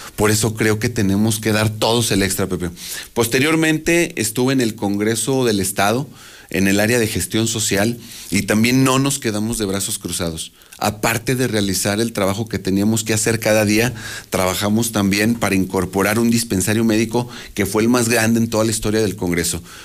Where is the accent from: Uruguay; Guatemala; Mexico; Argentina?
Mexico; Aguascalientes; Nací en Aguascalientes, crecí en Aguascalientes, me he desarrollado en Aguascalientes